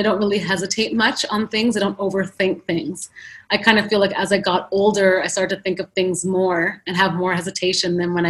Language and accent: English; Ottawa, Ontario, Canada; moved away as an adult; also born or lived in New York City; I grew up in Ottawa, Canada